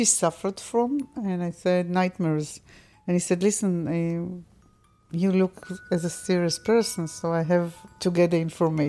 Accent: Israel; I'm not second generation. I was born in Israel and I'm an Israeli.

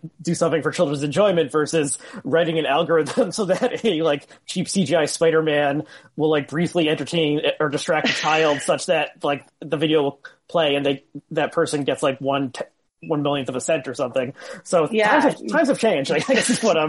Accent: Northern New Jersey, United States; I grew up in Northern New Jersey

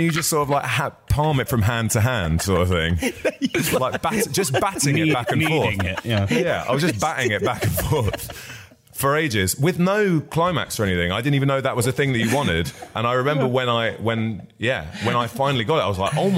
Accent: Barnet, London, United Kingdom; I grew up in Barnet

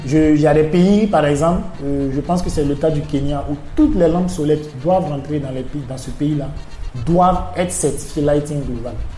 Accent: Burkina Faso; first language Mooré; French is a second language; ma langue maternelle, c'est le, le moré de, l'ethnie Mossi du Burkina Faso

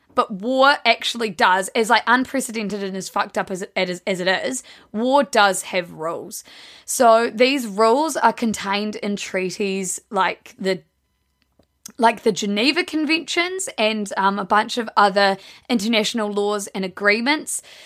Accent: South Island, New Zealand; We're from the South Island. We grew up calling it Fajoa, but everyone up in the North Island calls it Fajoa

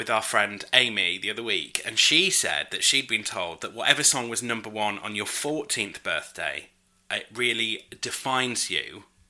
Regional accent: United Kingdom; I'm British.

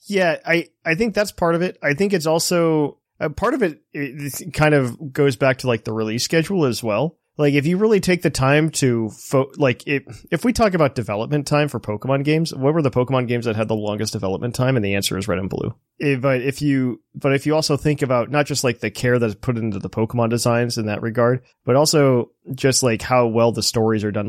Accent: United States; as a kid growing up in America

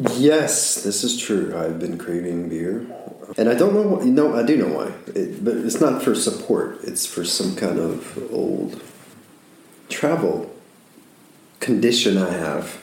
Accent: Alabama, United States; I'm from Alabama.

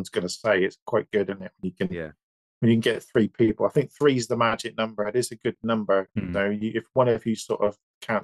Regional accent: West Country, South West England, United Kingdom; accent: West Country; I'm from the West, I've got a West Country accent.

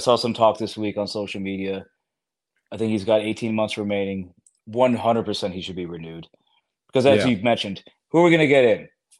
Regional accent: Germany; because I grew up in Germany. My father was in the Air Force. I watched the German national team.

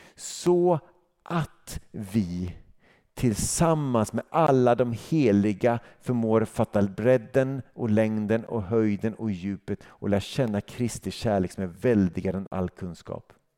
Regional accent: Sweden; som svensk

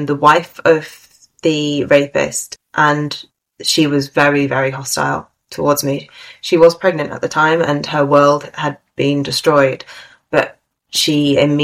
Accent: United Kingdom; my British point of view

